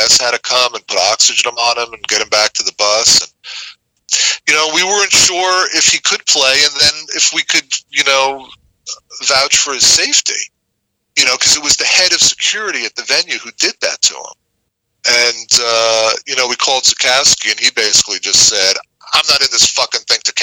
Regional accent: Boston, Massachusetts, United States; also born or lived in New York; It was my hometown show and family's there

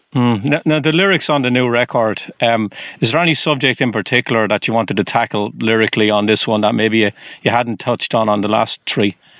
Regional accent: Waterford, Munster, Ireland; now in Boston, United States; I'm originally from Waterford in Southern Ireland.

